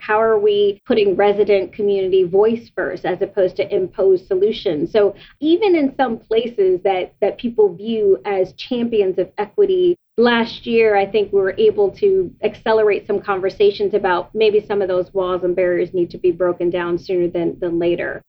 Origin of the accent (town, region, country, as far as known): United States; born or raised there